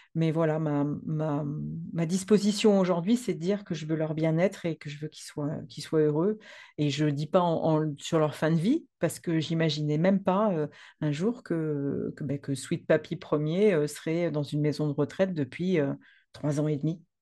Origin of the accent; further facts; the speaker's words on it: France; also born or lived in Provence; je suis française. Ah ah. J'habite dans le sud de la France, en Provence